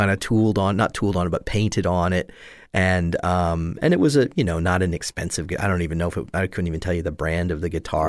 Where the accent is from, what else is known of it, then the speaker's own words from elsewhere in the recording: Catasauqua, Pennsylvania, United States; moved away as an adult; also born or lived in Allentown, Pennsylvania / New York City / Pittsburgh; now in Southwest Florida, United States; I was born in Allentown, Pennsylvania, and I grew up just outside of Allentown in, uh, Cady, is the neighborhood Ca, well, town called Cady, or Cattasauqua is the actual name